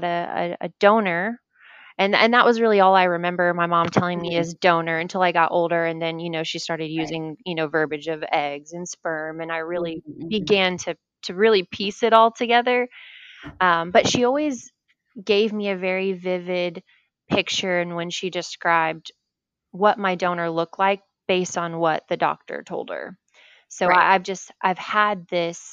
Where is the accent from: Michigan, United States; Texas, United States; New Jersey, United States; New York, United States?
Texas, United States; Nacogdoches; now in Pearland, United States; I was born in Nacogdoches. So very East Texas